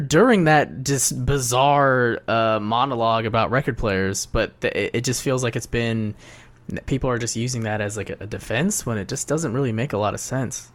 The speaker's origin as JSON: {"language": "English", "region": "Ohio", "country": "United States", "moved": "yes", "lives_now": "New York, United States", "said": "I'm from Ohio"}